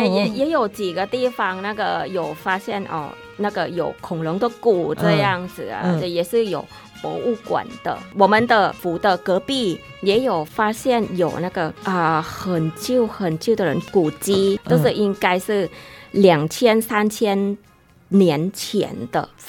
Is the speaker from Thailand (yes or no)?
yes; Isan, Thailand; 啊，我来自那个东北，我们是叫伊善啦，嗯、东北部的泰语，帕达湾哦